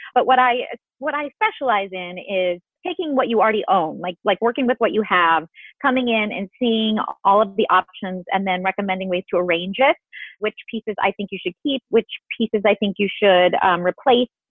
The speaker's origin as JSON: {"language": "English", "region": "Illinois", "country": "United States", "tie": "born or raised there", "said": "I grew up in Illinois"}